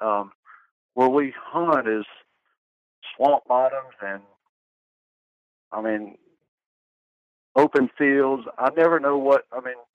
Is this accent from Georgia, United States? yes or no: yes; Loganville, Georgia, United States; also born or lived in Tampa, Florida; Georgia, uh, about 30 minutes east of Atlanta. Born and raised. Um, well, actually, I was born in Tampa, Florida, but my dad was in the Air Force, and but our home's always been in Loganville.